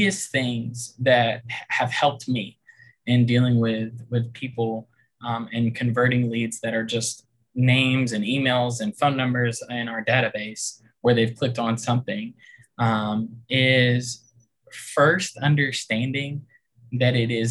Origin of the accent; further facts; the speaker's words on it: outside of Savannah, Georgia, United States; moved away as an adult; now in Richmond, United States; I'm originally from Georgia, outside of Savannah. And I moved up here when I got married.